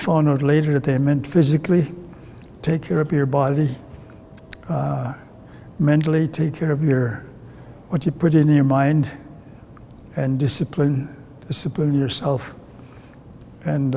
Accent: Ermineskin Reserve, Alberta, Canada; first language Cree; English is a second language; also born or lived in Edmonton; I grew up here on the Ermineskin Reserve

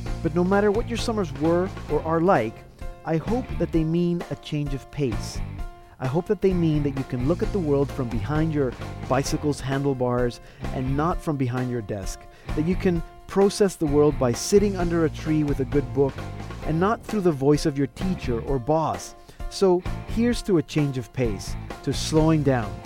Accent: Panama; I grew up in Panama

